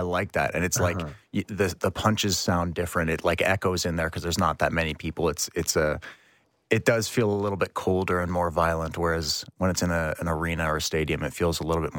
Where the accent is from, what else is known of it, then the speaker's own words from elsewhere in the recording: Waterdown, Ontario, Canada; Yeah, I grew up in Waterdown. My parents live in Burlington now. So, I just moved out.